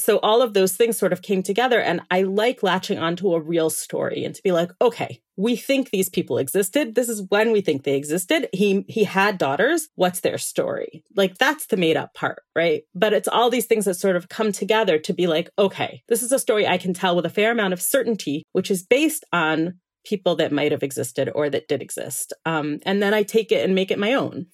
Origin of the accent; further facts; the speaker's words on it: Miami Beach, Florida, United States; now in Israel; I was born in Miami Beach, Florida. That's where I'm originally from. And I did spend about half my life there.